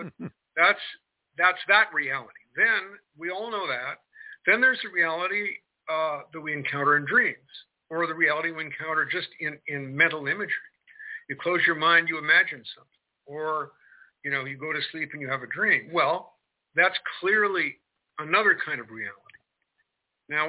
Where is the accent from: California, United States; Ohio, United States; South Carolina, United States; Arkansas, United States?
California, United States; Marin County; now in Kentucky, United States; So I'm in Kentucky right now, but I grew up in Marin County, California